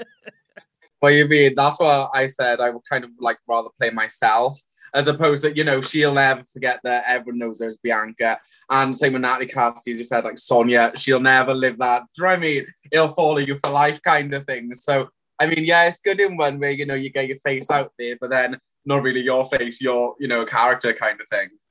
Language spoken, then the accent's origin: English; the Valleys, Wales, United Kingdom; "Oh, you're from the valleys, are you?" And I'm like, "Yeah, I actually am."